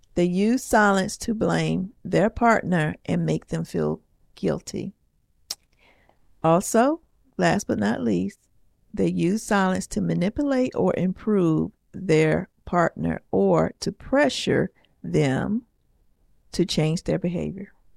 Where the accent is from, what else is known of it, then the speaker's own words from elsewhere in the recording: the South, United States; I'm from the South